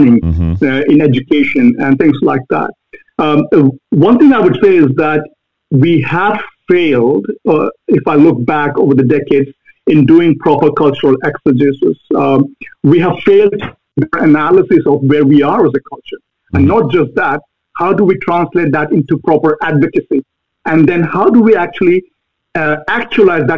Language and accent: English; Bhopal, Madhya Pradesh, India; moved away as an adult; now in United States; I grew up in India, central India, a city called Bhopal.